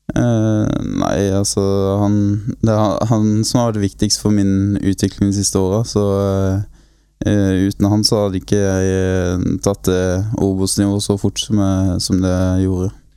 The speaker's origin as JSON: {"language": "Norwegian", "town": "Grimstad", "region": "Agder", "country": "Norway", "tie": "born or raised there", "said": "foreløpig så bor jeg på garasjen eh, på et barndomshjem enda i Grimstad"}